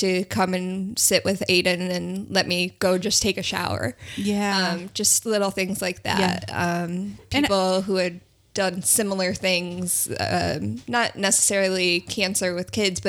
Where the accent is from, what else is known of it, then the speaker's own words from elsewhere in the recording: Western New York, United States; moved away as an adult; now in Florida, United States; I'm originally from Western New York. So we moved down here about 6 years ago.